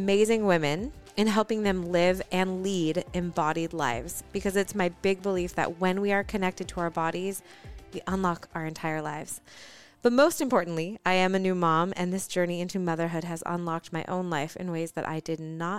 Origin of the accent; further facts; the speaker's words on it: Michigan, United States; moved away; also born or lived in Los Angeles; While I was born in Michigan, my adventurous side eventually led me to Los Angeles